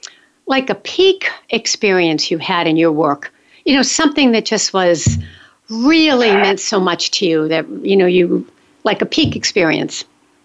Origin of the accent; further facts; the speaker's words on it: West Hartford, Connecticut, United States; We're both from West Hartford, Connecticut.